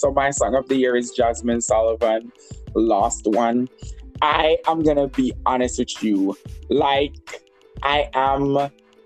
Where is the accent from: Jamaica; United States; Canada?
Jamaica; I'm from Jamaica